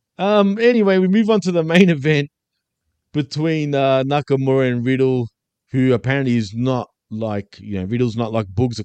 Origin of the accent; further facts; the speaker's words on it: Australia; I'm from Australia